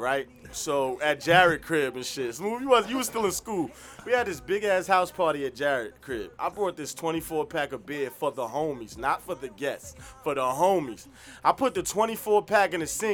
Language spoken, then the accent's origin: English; New Jersey, United States; I'm from Jersey